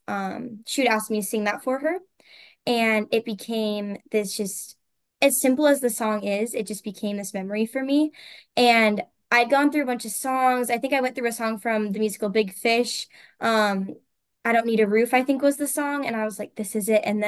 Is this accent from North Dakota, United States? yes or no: yes; Fargo, North Dakota, United States; I am from Fargo, North Dakota